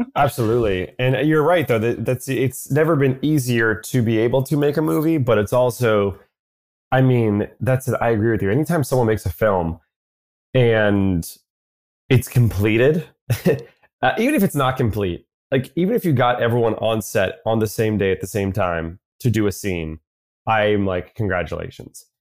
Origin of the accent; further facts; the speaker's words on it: New York City, New York, United States; I'm born and raised in New York City